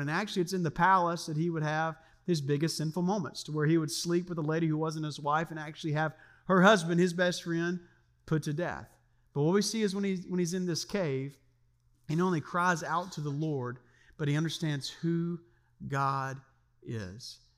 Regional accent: Louisiana, United States; now in Siegen, Germany; I grew up in Louisiana

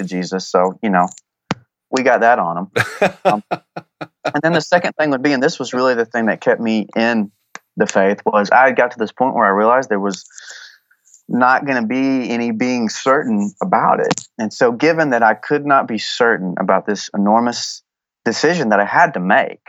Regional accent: Texas, United States; I'm from Texas

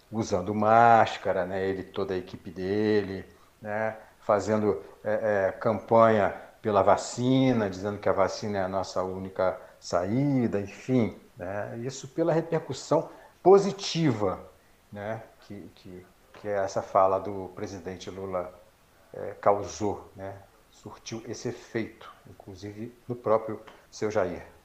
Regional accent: Brazil; nós somos brasileiros, não desistimos nunca.

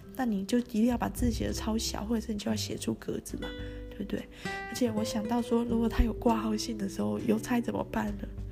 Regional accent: Tainan, Taiwan; 因为我是台南人哈

